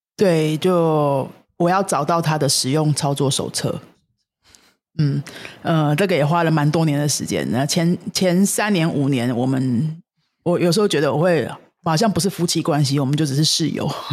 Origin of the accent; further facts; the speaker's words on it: Taiwan; 我们台湾人说的没钱